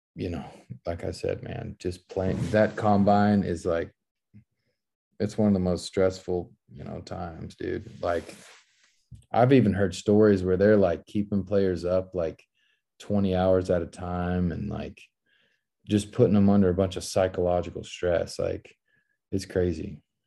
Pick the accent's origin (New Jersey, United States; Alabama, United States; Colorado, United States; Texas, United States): Texas, United States; Dallas; back home playing for my hometown team